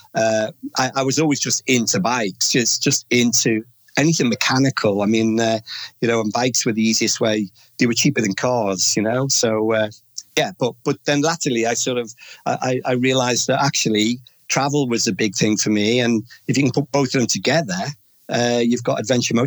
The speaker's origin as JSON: {"language": "English", "town": "Omeath", "region": "County Louth", "country": "Ireland", "tie": "born or raised there", "moved": "yes", "said": "a beautiful little village called O'Meath is where I was half brought up."}